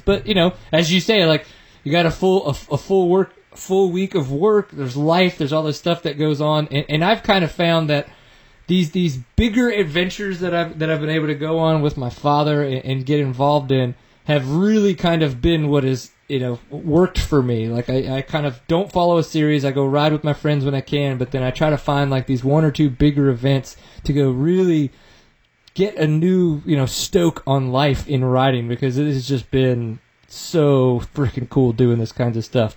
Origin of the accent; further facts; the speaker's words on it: Louisiana, United States; I grew up in Louisiana